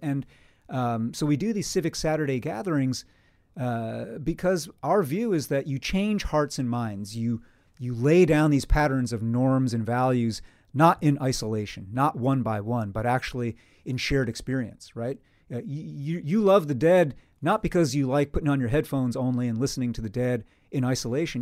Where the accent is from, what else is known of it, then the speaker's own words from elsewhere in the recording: Poughkeepsie, New York, United States; growing up in Poughkeepsie, New York, in the Hudson Valley